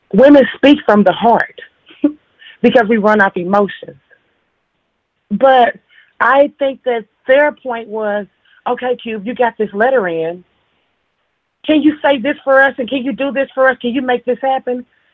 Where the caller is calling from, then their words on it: Indianapolis, Indiana, United States; I'm calling from Indianapolis.